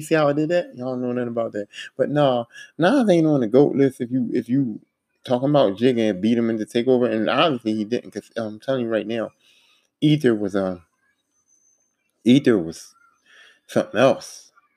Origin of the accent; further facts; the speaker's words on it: East Coast, United States; I'm from the East Coast